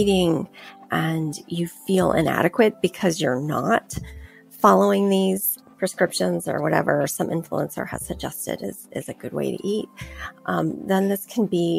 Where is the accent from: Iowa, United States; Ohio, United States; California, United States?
California, United States; I grew up in California, so we ate a lot of tacos and burritos and chips and guacamole